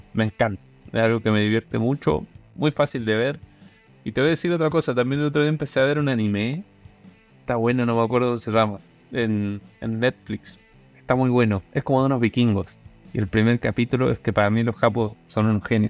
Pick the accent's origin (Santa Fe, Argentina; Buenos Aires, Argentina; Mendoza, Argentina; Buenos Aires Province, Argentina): Mendoza, Argentina; Malargüe; moved away as an adult; now in Chile; Nací en Malar, entonces era un lugar que a los 18 años te tenés que mover